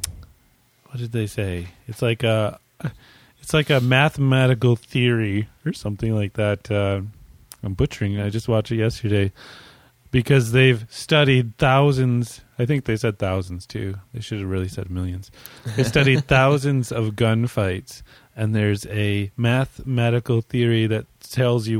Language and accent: English; United States; moved away as an adult; also born or lived in Western Canada; now in Canada; I'm American